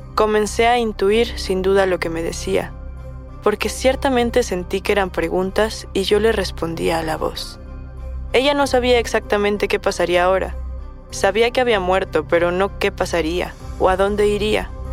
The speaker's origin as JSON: {"language": "Spanish", "town": "Caracas", "region": "Capital District", "country": "Venezuela", "moved": "yes", "lives_now": "Santiago, Chile", "said": "Soy de Caracas, Venezuela actualmente radicado en Santiago de Chile"}